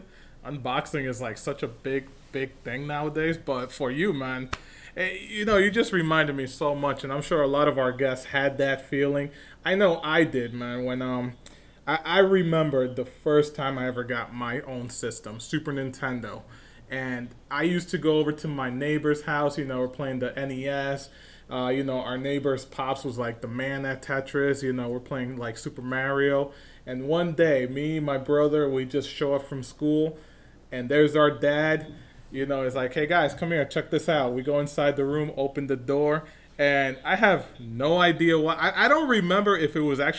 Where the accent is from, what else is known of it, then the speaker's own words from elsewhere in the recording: New York, United States; I grew up in New York, obviously, big-time community over here